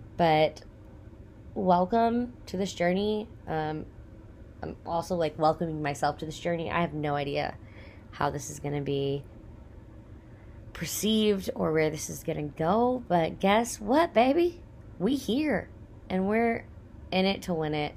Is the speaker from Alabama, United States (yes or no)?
no; Texas, United States; I grew up in Texas, born and raised, hundred percent Texan